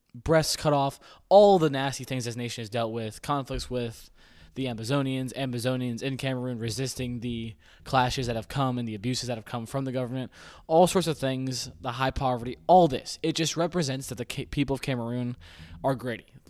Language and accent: English; United States; I'm an American.